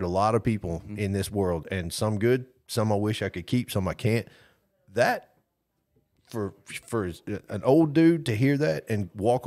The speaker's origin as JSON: {"language": "English", "town": "Brewton", "region": "Alabama", "country": "United States", "said": "I'm from Bruton"}